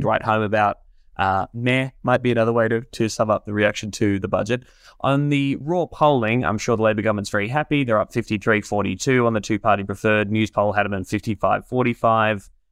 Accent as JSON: {"language": "English", "town": "Warrnambool", "region": "Victoria", "country": "Australia", "tie": "born or raised there", "moved": "yes", "said": "Peter Reed from my hometown in Warrnambool"}